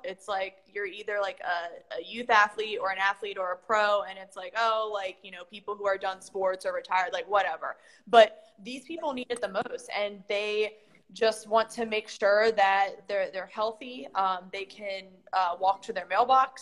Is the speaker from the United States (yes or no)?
yes; Maryland, United States; now in South Florida, United States; I'm used to that type of weather since I'm from Maryland